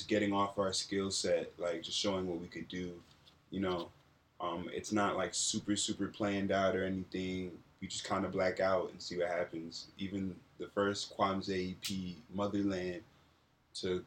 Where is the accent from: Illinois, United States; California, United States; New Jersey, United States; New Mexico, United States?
New Jersey, United States; moved away as an adult; also born or lived in central Pennsylvania / Ghana (family); now in Los Angeles, United States; I've been in LA for on and off like 5 years. But I've mostly been in New Jersey, and I spent some time in central Pennsylvania